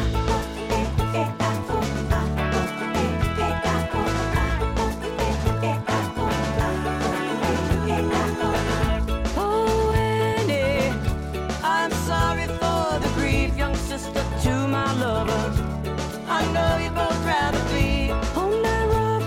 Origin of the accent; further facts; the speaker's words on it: the South, United States; growing up in the South